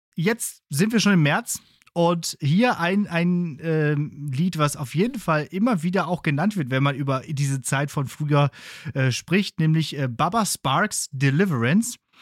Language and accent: German; Bottrop, North Rhine-Westphalia, Germany; in Bottrop, da hatten wir eigentlich äh, alles fußläufig oder mit dem Fahrrad zu erreichen